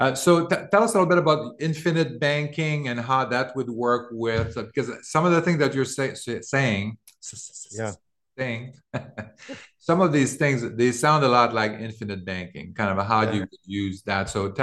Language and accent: English; Canada; moved away; I came from Canada in 2000.